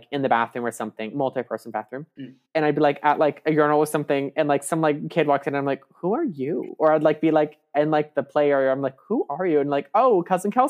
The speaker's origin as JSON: {"language": "English", "area": "an hour outside of San Diego", "region": "California", "country": "United States", "said": "I'm from an hour outside of San Diego"}